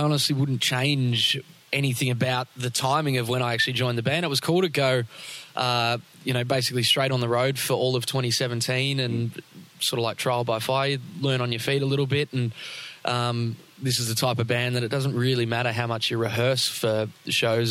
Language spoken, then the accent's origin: English; Melbourne, Victoria, Australia; I grew up a lot closer to the city.